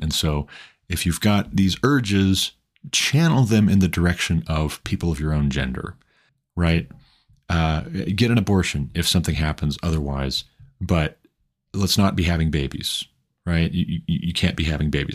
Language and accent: English; Montana, United States; Montana, my home state